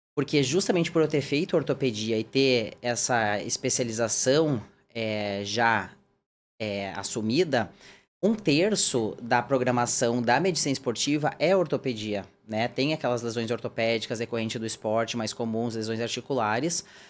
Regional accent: Rio Grande do Sul, Brazil; moved away as an adult; also born or lived in Porto Alegre, Brazil; now in São Paulo, Brazil; eu nasci no, no Rio Grande do Sul, fiz a minha formação médica, né? E também de ortopedia na Federal de Porto Alegre

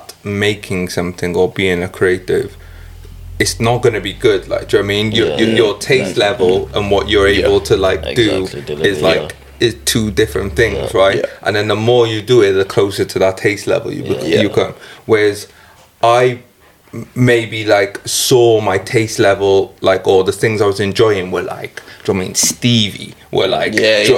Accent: Newport, Wales, United Kingdom; I'm from a place called Newport. If you can't tell by my accent, that's what we sound like

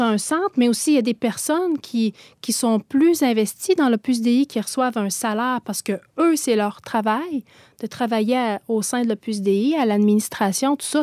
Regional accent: Gaspésie, Quebec, Canada; je viens de la Gaspésie, d'une famille là où la foi, c'était comme la première communion

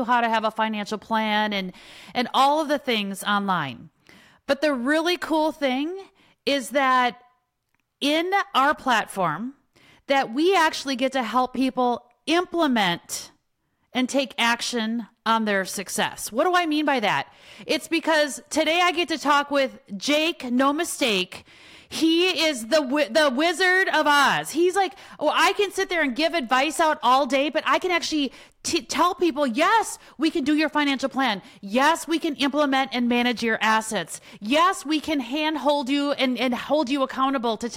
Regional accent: Wisconsin, United States; I grew up in Wisconsin

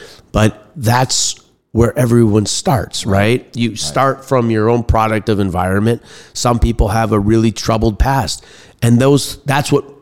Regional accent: Bayside, Wisconsin, United States; moved away as an adult; also born or lived in Washington, D.C.; I grew up in Bayside, Wisconsin, went to Nicolet High School

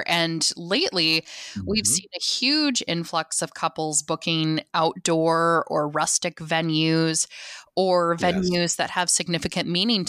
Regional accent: South Dakota, United States; No, I'm actually South Dakotan. So I grew up in South Dakota and my husband was military.

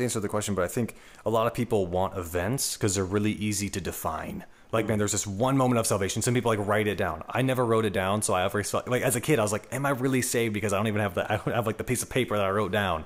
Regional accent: Atlanta, Georgia, United States; I'm from Atlanta, Georgia

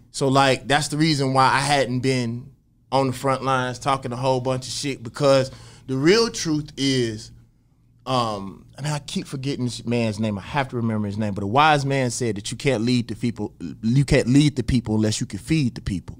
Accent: Jackson, Mississippi, United States; growing up in Jackson, Mississippi

